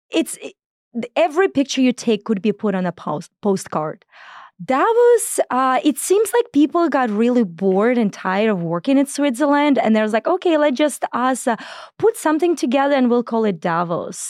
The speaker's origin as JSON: {"language": "English", "country": "Belarus", "tie": "born or raised there", "moved": "yes", "said": "I was born in Belarus, and, um, if anybody knows, uh, anything about it, it's as flat as it could be."}